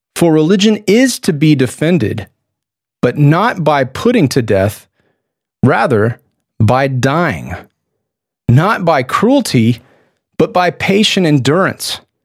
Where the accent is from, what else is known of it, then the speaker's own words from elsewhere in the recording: Texas, United States; I'm a Texan